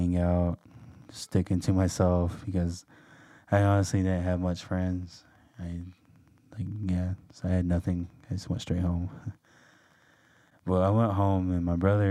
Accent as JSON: {"language": "English", "town": "Lapwai", "region": "Idaho", "country": "United States", "tie": "born or raised there", "said": "I am from Lapway, Idaho. My tribe is Nez Perce. And so I grew up in a very"}